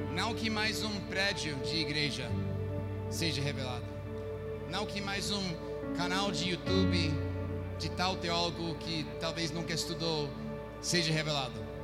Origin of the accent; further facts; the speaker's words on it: United States; Portuguese is a second language; moved away as an adult; now in Recife, Brazil; eu fiz na minha terra dos Estados Unidos